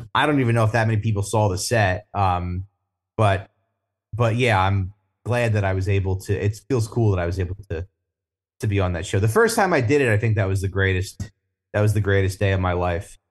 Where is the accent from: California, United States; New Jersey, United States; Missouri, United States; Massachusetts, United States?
New Jersey, United States; moved away as an adult; now in Brooklyn, United States; I'm from Jersey originally, and, uh, I've been in Brooklyn for fifteen years